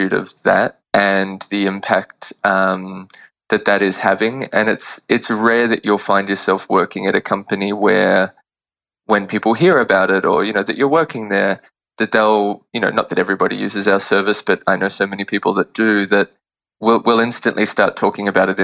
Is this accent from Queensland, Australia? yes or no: no; Sydney, New South Wales, Australia; moved away as an adult; now in New York, United States; I was born in Sydney and grew up there and went to college there as well